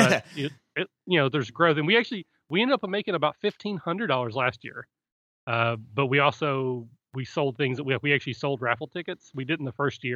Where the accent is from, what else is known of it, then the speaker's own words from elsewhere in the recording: Kentucky, United States; also born or lived in Cleveland, Ohio; now in Cincinnati, United States; I'm from Kentucky originally